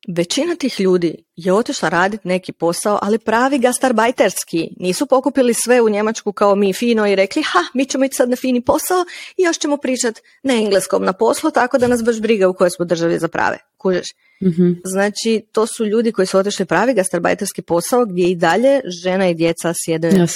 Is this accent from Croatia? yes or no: yes; Slavonski Brod, Brod-Posavina County, Croatia; Ja sam iz Slavonskog broda